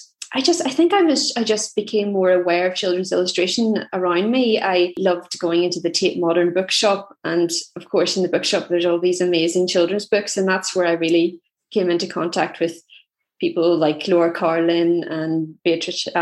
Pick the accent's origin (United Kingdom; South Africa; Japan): United Kingdom; Belfast, Northern Ireland; I'm from Belfast